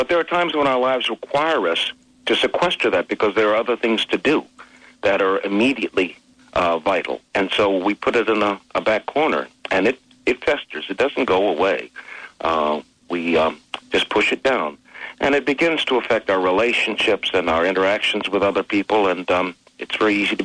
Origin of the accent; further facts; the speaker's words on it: Washington, District of Columbia, United States; also born or lived in Greece / Munich; I was born in Washington, D.C., and spent 4 years in Europe before I was 21